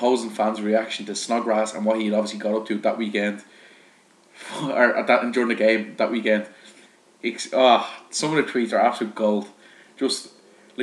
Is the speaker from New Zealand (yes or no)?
no; Ireland; I'm Irish.